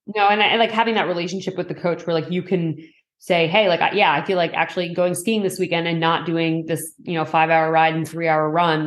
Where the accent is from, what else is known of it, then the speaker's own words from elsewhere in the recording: Boston, Massachusetts, United States; also born or lived in Bay Area; now in Los Angeles, United States; I grew up in Boston